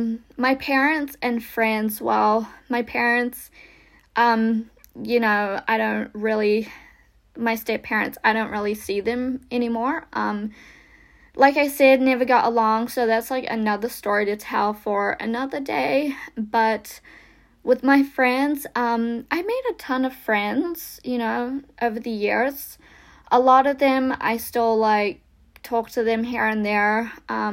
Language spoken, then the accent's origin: English; Russia; moved away; it kind of feels like that little patch of growing up in Russia to like, you know, going to a private school, moving in.